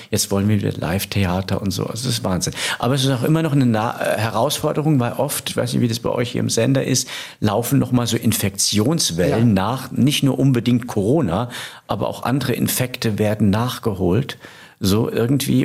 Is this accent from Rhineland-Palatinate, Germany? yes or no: yes; Rhineland-Palatinate, Germany; now in Hamburg, Germany; in der Pfalz, äh, in meiner Heimat